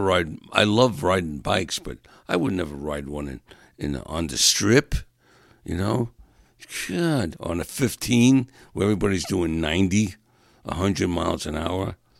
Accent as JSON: {"language": "English", "region": "New York", "country": "United States", "moved": "yes", "said": "I'm from New York and still a Giants fan, still a Jets fan"}